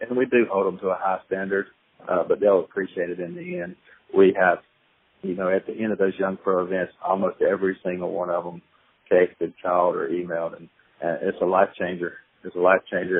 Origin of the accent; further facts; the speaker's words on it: Idaho, United States; I grew up in Idaho